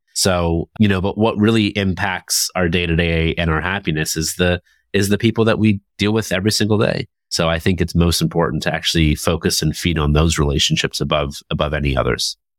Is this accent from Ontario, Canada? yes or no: yes; Toronto, Ontario, Canada; Toronto, my hometown